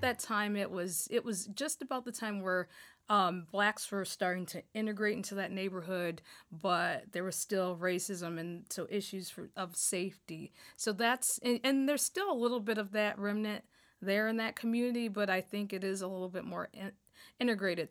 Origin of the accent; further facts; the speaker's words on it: Toledo, Ohio, United States; now in Michigan, United States; I grew up in Northwest Ohio, um, a community called Point Place